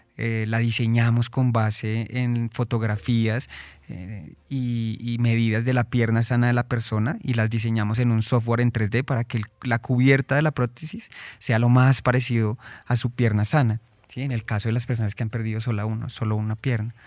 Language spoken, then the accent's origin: Spanish; Colombia; como colombianos